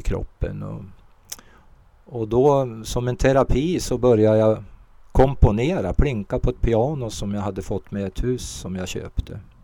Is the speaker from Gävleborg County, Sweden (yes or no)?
no; Ope, Jämtland, Sweden; also born or lived in Småland / Västerbotten; jag växte upp i en järnvägsstation i Ope